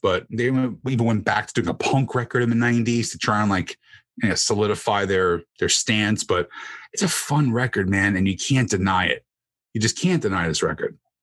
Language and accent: English; New Jersey, United States; I'm from New Jersey.